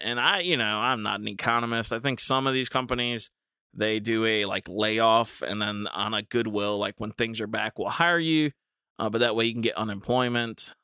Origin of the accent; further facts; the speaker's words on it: United States; as an American